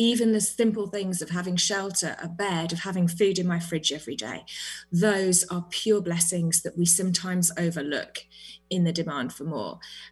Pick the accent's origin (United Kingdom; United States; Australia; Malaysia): United Kingdom; now in New Zealand; I am British, but I am currently in New Zealand.